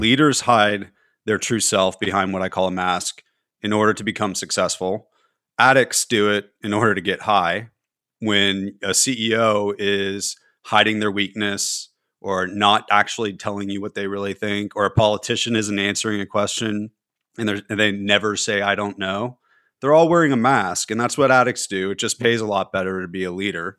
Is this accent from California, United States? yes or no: yes; California, United States; moved away; also born or lived in Tennessee; being a Californian